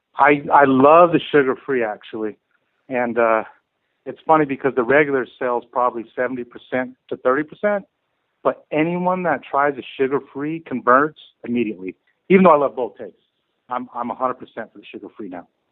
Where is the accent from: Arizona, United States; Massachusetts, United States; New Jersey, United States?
Arizona, United States; moved away as an adult; now in California, United States; I'm from Arizona originally